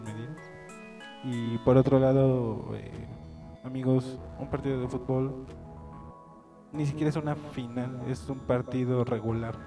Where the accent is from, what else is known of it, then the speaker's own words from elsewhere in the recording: Mexico; todos somos mexicanos